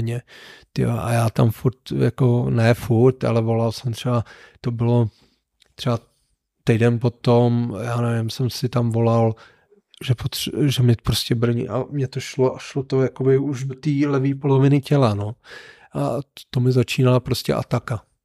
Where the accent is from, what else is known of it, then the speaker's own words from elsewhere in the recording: Neratovice, Central Bohemian Region, Czechia; also born or lived in Mělník; já jsem byl z Neratovice